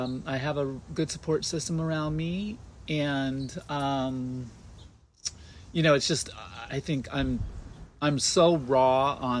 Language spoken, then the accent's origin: English; Southern California, United States; also born or lived in San Diego, California / Los Angeles, California; I was born here, and then I was raised in the mountains of Southern California, here, not too far